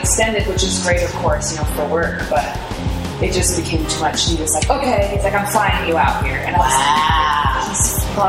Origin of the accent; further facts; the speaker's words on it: Puyallup, Washington, United States; I am from, well, I say I'm from Seattle, which is why I say Seattle, because you wouldn't know Puyallup, why. Okay. So Puyallup.